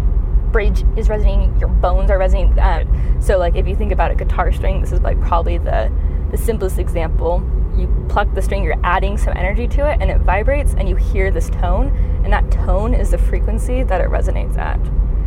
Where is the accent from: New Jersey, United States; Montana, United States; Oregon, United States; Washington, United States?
Oregon, United States; moved away; I grew up in Oregon